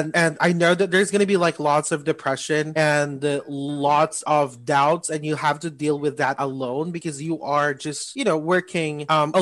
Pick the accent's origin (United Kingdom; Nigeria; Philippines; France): Philippines; we have the that kind of culture here in the Philippines. I mean, as a Filipino worker